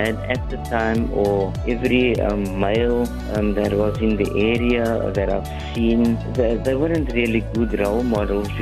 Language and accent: English; Cape Town, Western Cape, South Africa; also born or lived in Hanover Park; Grew up with my mom, and we actually grew up in like a middle-class suburb in Lansdowne. I was born in Hanover Park